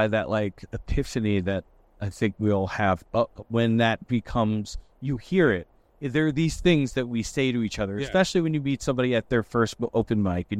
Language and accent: English; Port Jefferson Station, New York, United States; I'm from Port Jeff Station.